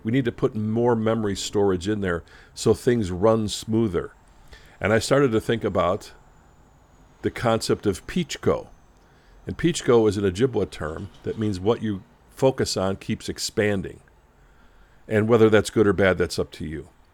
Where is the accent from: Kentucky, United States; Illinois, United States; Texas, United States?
Illinois, United States; Chicago; Growing up as a kid in Chicago